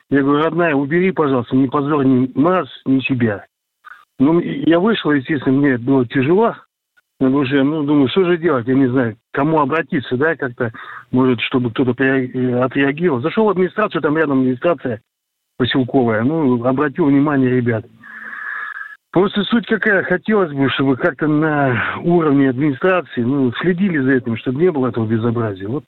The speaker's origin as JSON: {"language": "Russian", "region": "Saint Petersburg", "country": "Russia", "tie": "born or raised there", "said": "Сейчас на данный момент нахожусь в родном городе Петербург"}